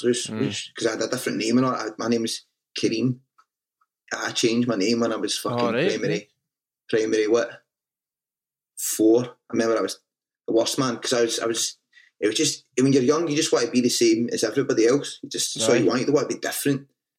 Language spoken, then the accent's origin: English; Motherwell, Scotland, United Kingdom; Motherwell for me was it's a very proud, small, working class town.